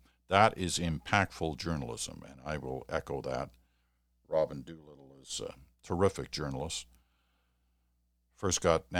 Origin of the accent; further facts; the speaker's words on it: Deep River, Ontario, Canada; moved away; I was raised in Deep River and can't think of a better town to grow up in. I've been gone from Deep River for over 30 years now